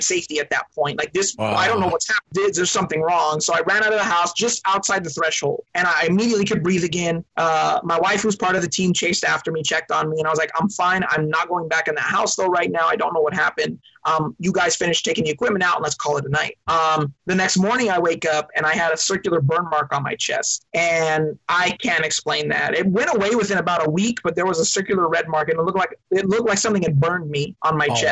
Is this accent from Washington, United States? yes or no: no; Long Beach, California, United States; I was born in Long Beach, California.